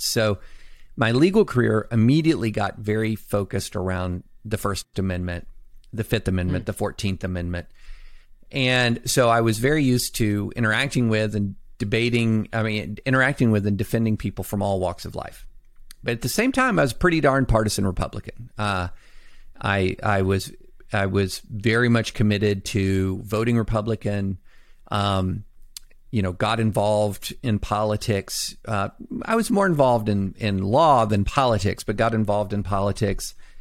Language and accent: English; Kentucky, United States; also born or lived in Alabama / Tennessee / Nashville; I was born in Alabama, raised in Tennessee and mainly Kentucky